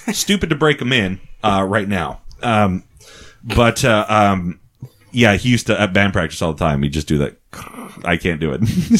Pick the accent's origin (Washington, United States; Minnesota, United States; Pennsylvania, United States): Minnesota, United States; he has a weird thing because I am from Minnesota.